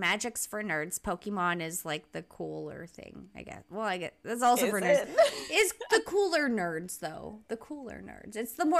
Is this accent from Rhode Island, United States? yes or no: yes; Rhode Island, United States; moved away as an adult; I lived there till I was like 21 or whatever. And I happily left as fast as I could.